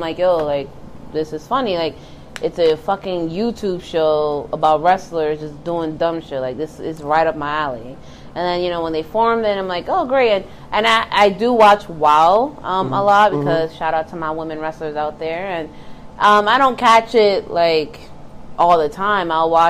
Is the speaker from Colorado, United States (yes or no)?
no; Bronx, New York, United States; So I grew up in the Bronx, and we had one TV.